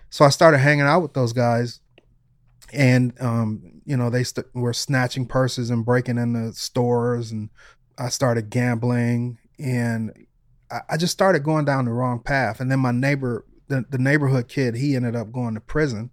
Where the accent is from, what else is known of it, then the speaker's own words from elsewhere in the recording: Detroit, Michigan, United States; moved away; also born or lived in Los Angeles; when I was growing up in Detroit